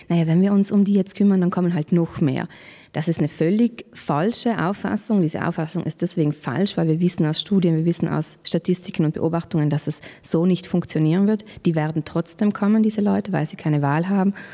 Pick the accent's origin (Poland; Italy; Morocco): Italy; Trentino-Alto Adige; Chance für uns als Südtiroler Bevölkerung.